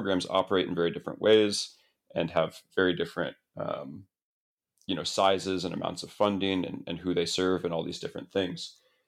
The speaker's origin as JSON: {"language": "English", "town": "Columbus", "region": "Ohio", "country": "United States", "tie": "born or raised there", "said": "I actually, I grew up in Columbus, Ohio."}